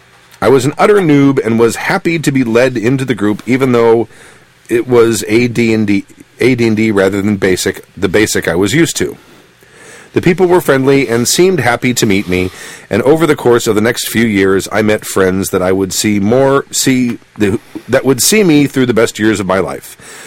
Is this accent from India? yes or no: no; United Kingdom; A little background first. I'm a Brit.